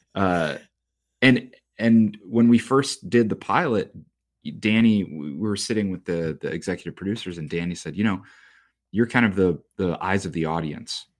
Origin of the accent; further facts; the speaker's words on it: Joliet, Illinois, United States; I grew up in Joliet, Illinois